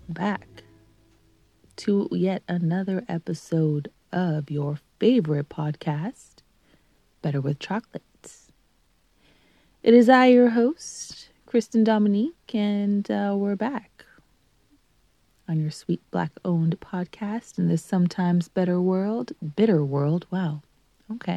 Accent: Canada; also born or lived in Greater Toronto Area; being Canadian

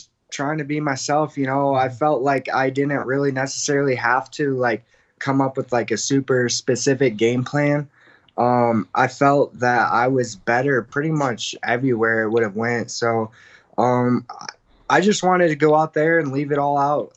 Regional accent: Midwest, United States; now in Denver, United States; I'm from the Midwest

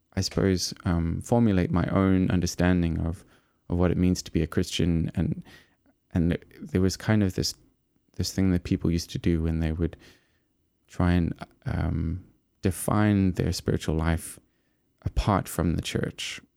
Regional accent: Eastern Cape, South Africa; moved away as an adult; I was growing up sort of in the Eastern Cape, um, which is about a day's drive from Cape Town, and so I left my hometown

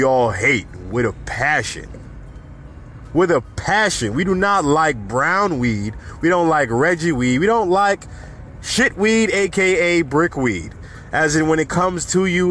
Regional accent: New York City, New York, United States; my hometown, New York City

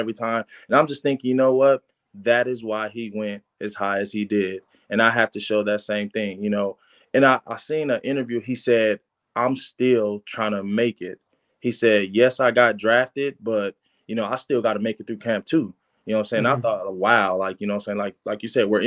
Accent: Los Angeles, California, United States; I'm from Los Angeles

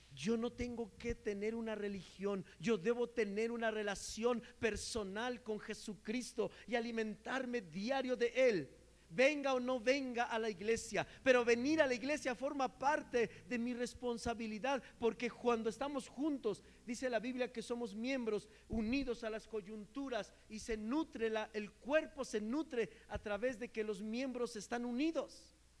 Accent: Mexico; como buen mexicano

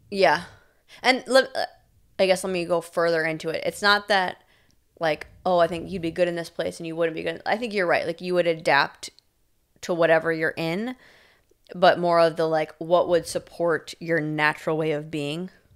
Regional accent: Milton, Wisconsin, United States; moved away; I got to grow up there

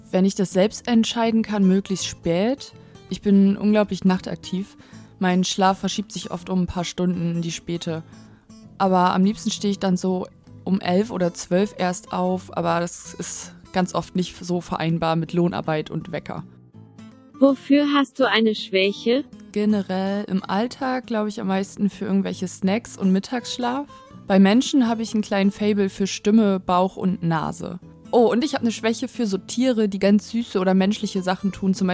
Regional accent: Varel, Lower Saxony, Germany; now in Oldenburg, Germany; Ich wohne in Oldenburg und ich komme eigentlich aus Farel.

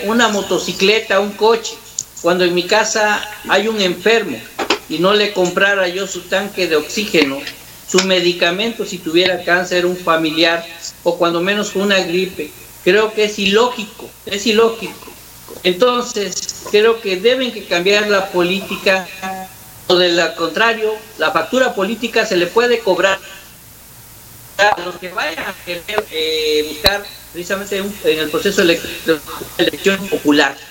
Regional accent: Mexico; como mexicanos

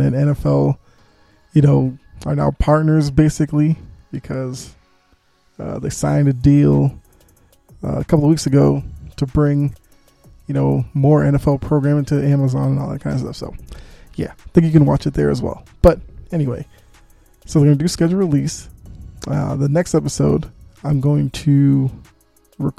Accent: Boston, Massachusetts, United States; moved away; I'm from Boston

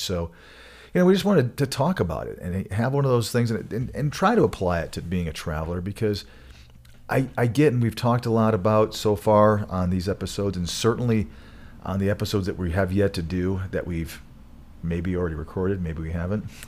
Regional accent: Michigan, United States; now in Colorado, United States; I grew up in Michigan

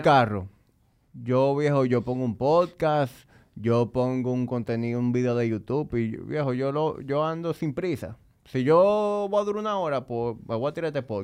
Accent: Dominican Republic; yo amo mi país, yo a veces me siento orgulloso de ser dominicano

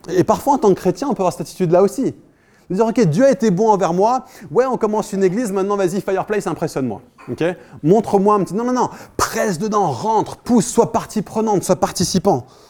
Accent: France; now in Paris, France; en tant que Français

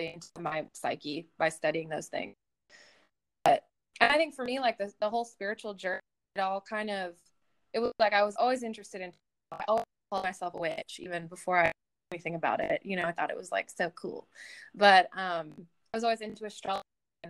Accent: Clarksville, Tennessee, United States; also born or lived in New York; I grew up in Clarksville, which is not as small as your hometown

